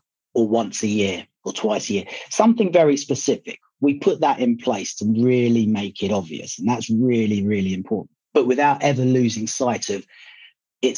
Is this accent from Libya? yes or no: yes; Libya; now in United Kingdom; I was born in Libya and my parents are Libyan, so I go visit Libya quite often